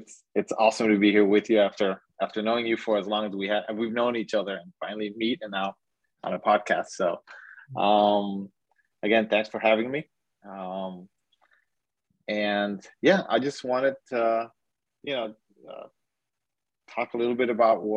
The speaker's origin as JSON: {"language": "English", "town": "Miami", "region": "Florida", "country": "United States", "tie": "born or raised there", "said": "I'm from the Miami, Florida area. I work Miami-Dade County and Broward County, born and raised in the area also."}